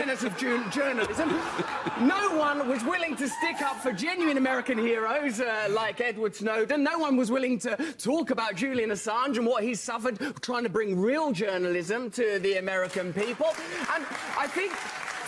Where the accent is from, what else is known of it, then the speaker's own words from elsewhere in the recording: England, United Kingdom; I'm English